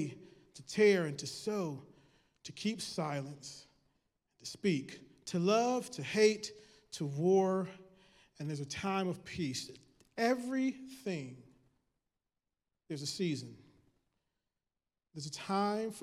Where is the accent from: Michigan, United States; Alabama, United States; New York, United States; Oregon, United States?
Michigan, United States; I'm from Michigan